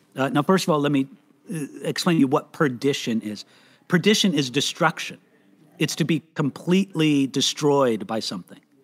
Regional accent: California, United States; I was born and raised in America, in California

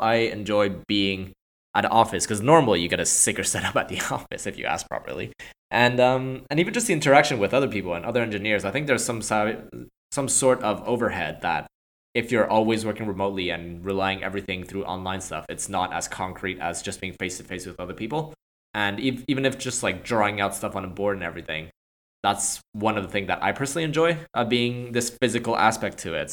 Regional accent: Montreal, Quebec, Canada; moved away as an adult; also born or lived in Hong Kong / London / Bay Area; now in California, United States; I was born and raised in Montreal, Canada

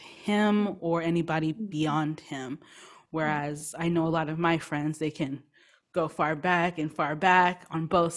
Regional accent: United States; I was born in the United States

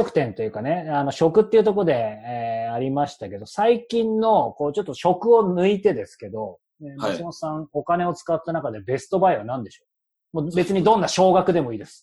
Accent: Yokohama, Kanagawa, Japan; 横浜、僕横浜ですよ。

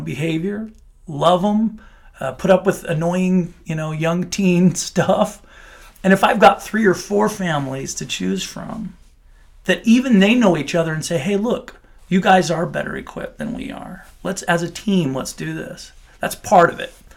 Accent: Salt Lake City, Utah, United States; moved away as an adult; also born or lived in Moscow, Idaho; now in St. George, United States; I grew up in Salt Lake City, came down to Saint George, went to school, met my wife

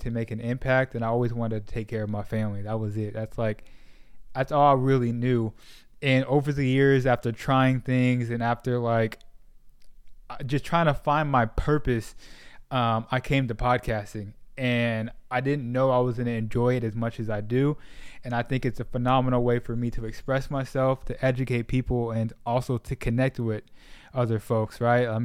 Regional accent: Sacramento, California, United States; moved away as an adult; now in Dallas, United States; I grew up in Sacramento, and then when I was like around 19, I moved back down to Southern California, and then um, eventually moved. Uh, eventually made my way to Dallas.

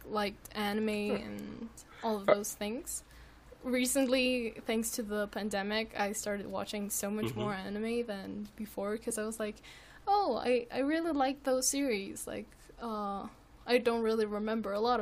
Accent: Mexico; we're from Mexico

